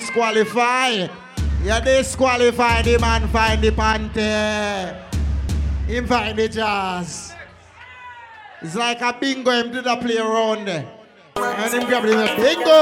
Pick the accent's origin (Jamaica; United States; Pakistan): Jamaica; moved away; Jamaica I come from.